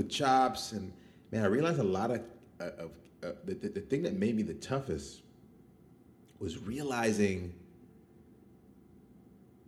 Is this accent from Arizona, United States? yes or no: yes; Mesa, Arizona, United States; moved away; also born or lived in Chicago, Illinois; from Mesa.